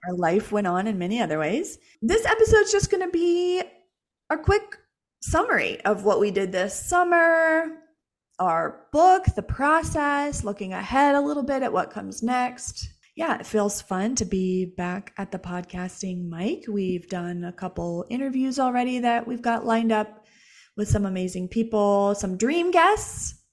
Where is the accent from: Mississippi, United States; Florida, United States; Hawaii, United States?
Florida, United States; Jacksonville; moved away; We're from Jacksonville. We spent our whole childhood and, uh, adolescence there.